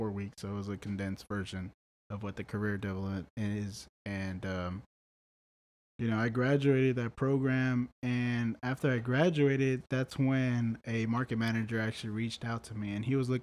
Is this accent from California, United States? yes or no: no; Brownsville, Texas, United States; moved away as an adult; also born or lived in Austin, Texas / San Marcos, Texas; my hometown, Brownsville